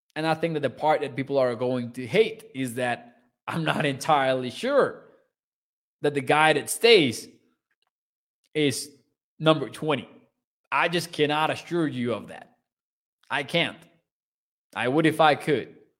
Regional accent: Mexico; I'm from Mexico. I am Mexican.

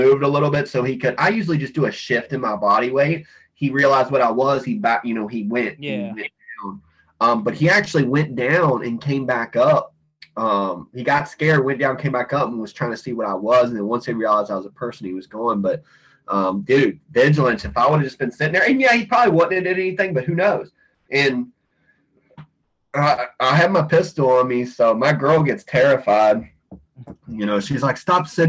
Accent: Western Virginia, United States; now in Florida, United States; I grew up in Western Virginia, big bear hunting area, dog hunters for bears, all that stuff.

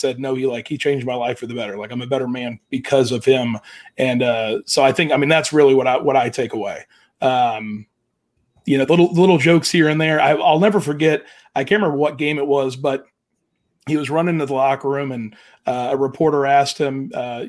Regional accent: Jacksonville, Florida, United States; growing up in Jacksonville

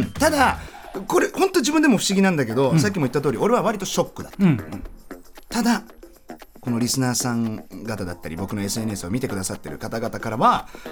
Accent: Germany; ドイツ生まれの30歳。

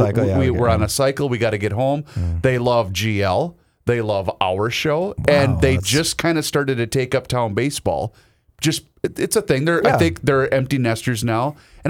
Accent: Faribault, Minnesota, United States; born or raised there

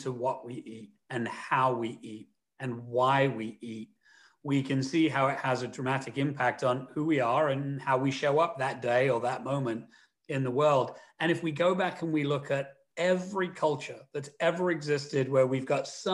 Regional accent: London, United Kingdom; Where I grew up in London

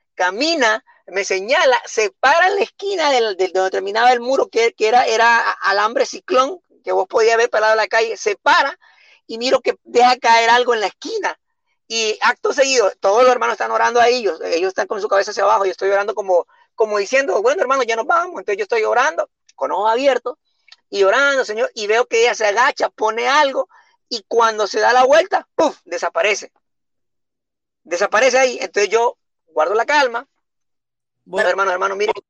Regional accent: San Pedro Sula, Cortés, Honduras; yo nací en Sunseri, te cuento, en el año de 1984 viví en la ribera

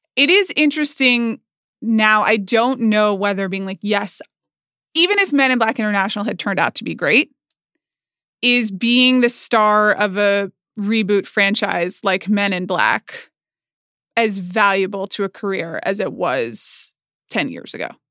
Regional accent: United States; I'm an American.

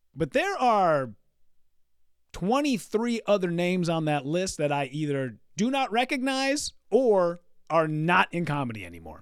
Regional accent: Hibbing, Minnesota, United States; moved away; my hometown, Hibbing, Minnesota.

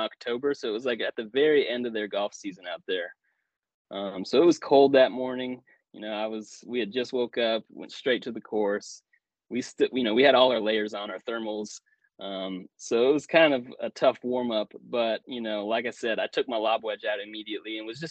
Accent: the Ozarks, United States; I'm from the Ozarks

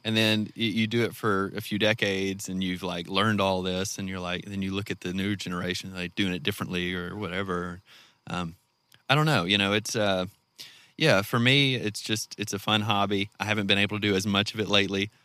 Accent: North Mississippi, United States; moved away as an adult; now in Garfield, United States; I'm from North Mississippi

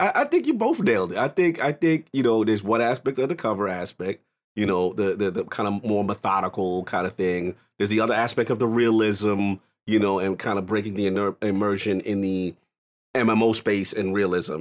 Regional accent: New York City, New York, United States; I'm a New Yorker. That's just, you know, that's where I'm in, Bronx, New York

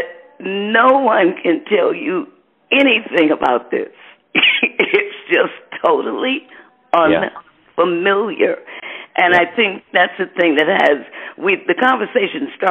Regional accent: Detroit, Michigan, United States; also born or lived in Muskegon, Michigan; when we moved from Muskegon to Detroit

